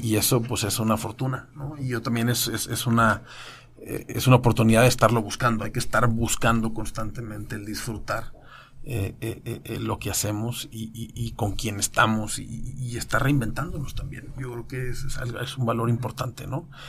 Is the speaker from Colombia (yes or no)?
no; Mexico; en México tenemos en fortuna